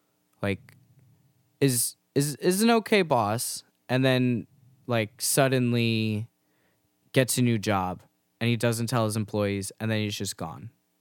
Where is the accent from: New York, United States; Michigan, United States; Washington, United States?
New York, United States; I say this as a New Yorker who, you know, is sometimes avoids my neighbors